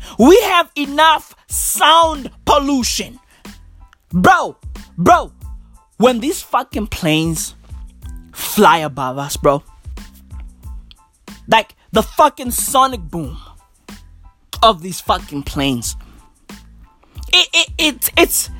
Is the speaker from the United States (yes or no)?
no; Johannesburg, Gauteng, South Africa; I'm from the East Rand of Johannesburg